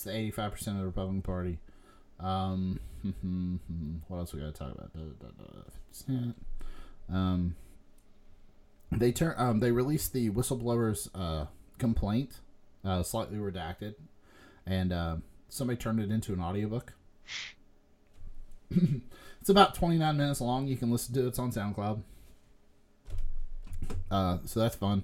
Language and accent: English; United States